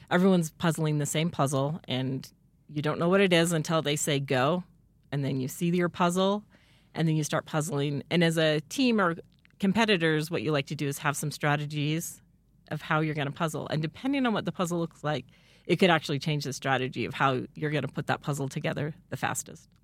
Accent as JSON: {"language": "English", "town": "Rexburg", "region": "Idaho", "country": "United States", "tie": "born or raised there", "moved": "as an adult", "said": "I also grew up in Rexburg, um, and moved away for several years, but I'm back in town"}